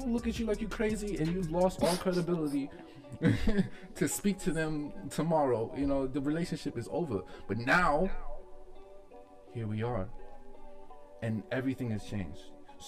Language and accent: English; United States; So as American people